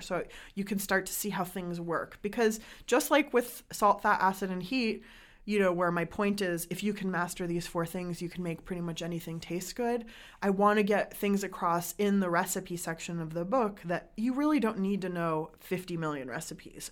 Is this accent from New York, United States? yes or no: no; San Diego, California, United States; I grew up in San Diego where there isn't a huge restaurant culture